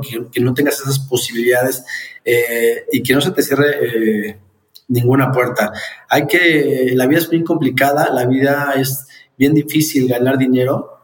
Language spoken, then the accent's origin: Spanish; Mexico; como mexicano